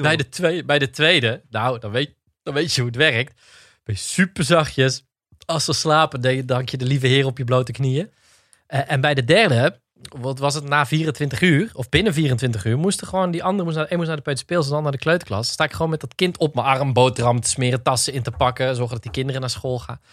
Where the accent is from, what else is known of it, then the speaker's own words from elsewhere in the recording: Roosendaal, North Brabant, Netherlands; We zijn allebei geboren en getogen in Roosendaal.